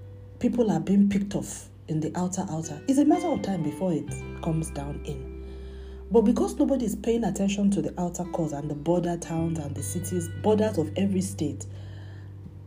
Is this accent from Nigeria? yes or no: yes; Nigeria; as a Nigerian